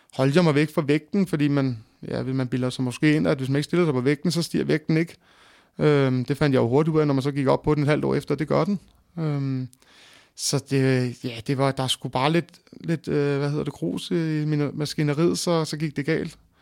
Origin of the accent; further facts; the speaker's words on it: Greve, Zealand, Denmark; jeg er født og opvokset i Greve slash Hundi